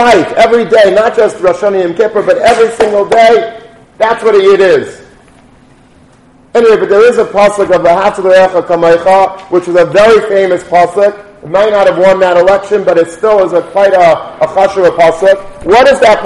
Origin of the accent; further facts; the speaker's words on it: Long Beach, New York, United States; when I was a kid and growing up in Long Beach